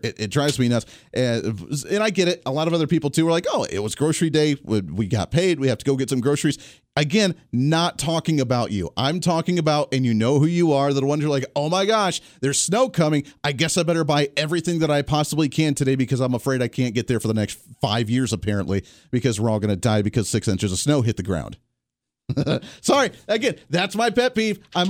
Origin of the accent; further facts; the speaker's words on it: Colorado, United States; moved away; I come from Colorado